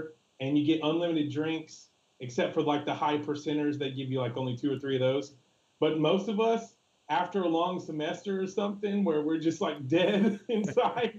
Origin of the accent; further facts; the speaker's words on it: Texas, United States; now in Milwaukee, United States; I'm a Texan through and through.